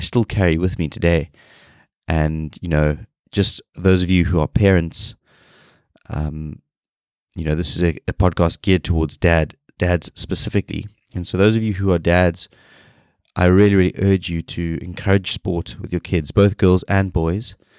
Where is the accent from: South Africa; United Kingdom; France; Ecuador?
South Africa; moved away; I am a South African